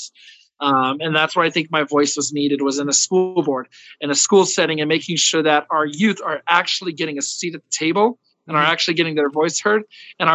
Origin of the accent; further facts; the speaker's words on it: Colorado Springs, Colorado, United States; also born or lived in California; I'm born and raised here in Colorado Springs.